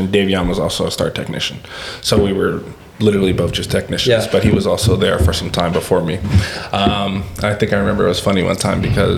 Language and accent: English; Los Angeles, California, United States; also born or lived in Palmdale, California / Cedar City, Utah; we obviously grew up in Los Angeles and Palmdale, which is like an hour apart from each other